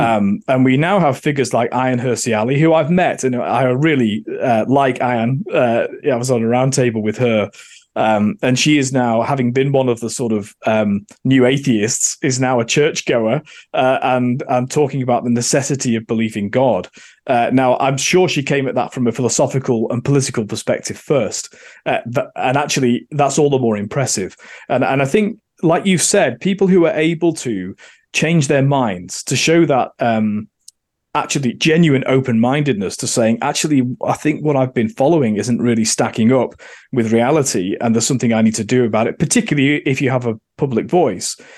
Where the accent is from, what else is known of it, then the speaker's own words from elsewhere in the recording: Manchester, North West England, United Kingdom; moved away as an adult; also born or lived in Oxfordshire / London; now in Australia; I'm from Manchester, uh, and therefore grew up thinking that the Labour Party and socialism were the answer